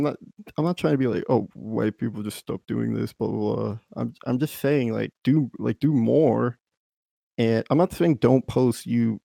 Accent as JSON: {"language": "English", "region": "Texas", "country": "United States", "said": "I'm from Texas"}